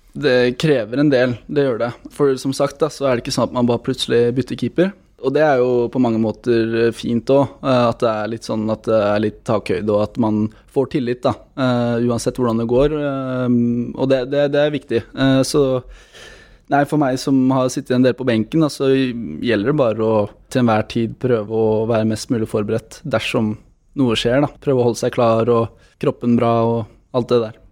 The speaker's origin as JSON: {"language": "Norwegian", "country": "Norway", "said": "der jeg kommer fra, Sigrud"}